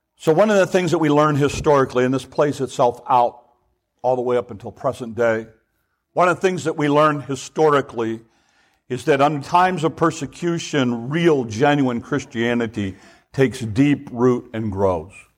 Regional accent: United States

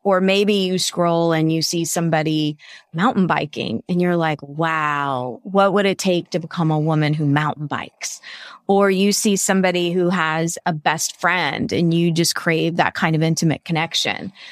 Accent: Savannah, Georgia, United States; my hometown of Savannah, Georgia

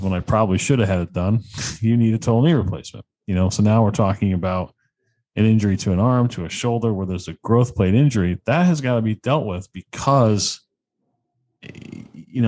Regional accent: Connecticut, United States; I'm from Connecticut

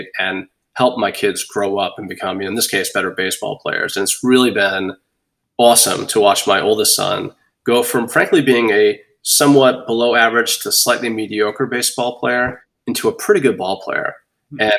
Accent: Boston, Massachusetts, United States; now in Bonita Springs, United States; I'm from Boston

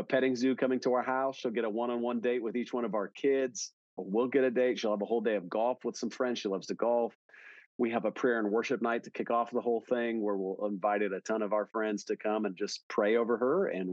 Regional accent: Milwaukee, Wisconsin, United States; now in Dallas, United States; I grew up in Wisconsin pretty much. I grew up around Milwaukee

